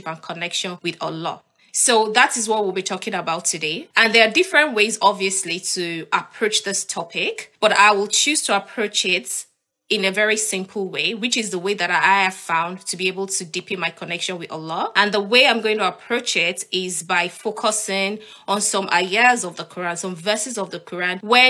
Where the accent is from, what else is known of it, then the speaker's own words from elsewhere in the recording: Nigeria; moved away as an adult; now in United Kingdom; I'm Nigerian. I used to live in Nigeria and I love living in Nigeria.